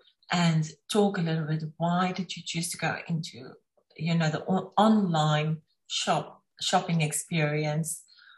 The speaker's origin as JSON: {"language": "English", "country": "South Africa", "said": "because I'm from South Africa, we know all the crafts and things that this is very common"}